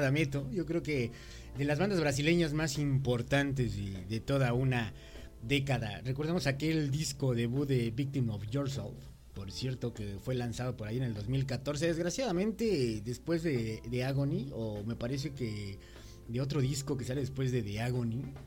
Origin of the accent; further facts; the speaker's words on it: Mexico; como buen mexicano